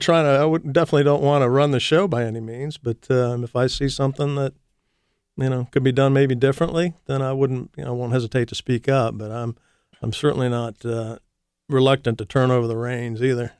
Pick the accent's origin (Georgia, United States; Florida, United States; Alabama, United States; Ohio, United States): Ohio, United States; Columbus; also born or lived in Massachusetts / Idaho; I'm a Columbus boy, actually. I was born in Massachusetts. My family moved to Columbus when I was six, so I'm pretty much a Columbus guy